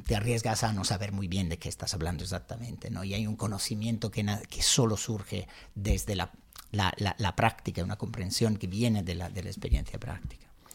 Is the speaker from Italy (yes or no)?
yes; Milan, Lombardy, Italy; accent: Italian; Spanish is a second language; moved away as an adult; now in Spain; yo nací en Milán, pero realmente no crecí en la ciudad.